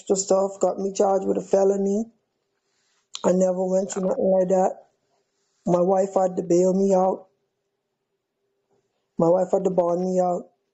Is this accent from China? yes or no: no; Bahamas; moved away as an adult; also born or lived in Miami; I'm from the Bahamas. All of my family is still in Nassau